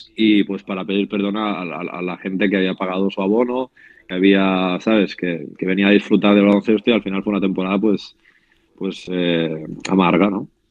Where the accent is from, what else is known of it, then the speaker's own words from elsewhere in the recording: Spain; como español